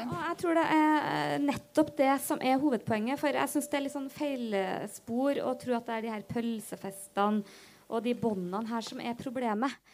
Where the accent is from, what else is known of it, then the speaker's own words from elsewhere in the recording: Namdalen, Trøndelag, Norway; now in Oslo, Norway; hadde jeg vært hjemme eh, i Trøndelag i helga og kom liksom, eh, på jobb i Oslo